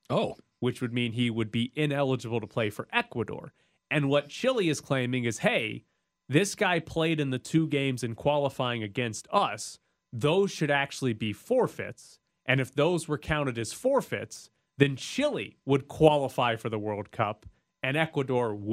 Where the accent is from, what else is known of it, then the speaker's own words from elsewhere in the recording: Canada; but as a Canadian, how do you feel